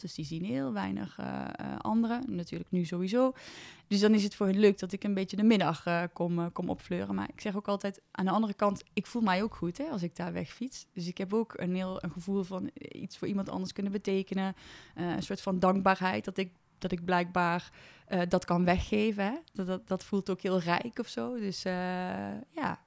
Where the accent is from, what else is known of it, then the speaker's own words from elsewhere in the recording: Overloon, North Brabant, Netherlands; moved away as an adult; now in Nijmegen, Netherlands; ik kom uit de Overloon, dat is een klein dorpje in Brabant.